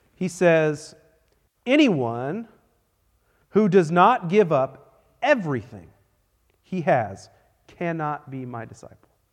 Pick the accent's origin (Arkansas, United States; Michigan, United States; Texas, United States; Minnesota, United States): Texas, United States; I am a Texan through and through